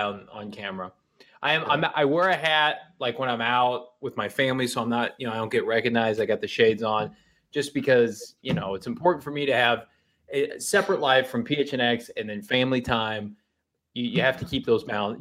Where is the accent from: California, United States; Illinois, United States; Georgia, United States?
Illinois, United States; I grew up in Illinois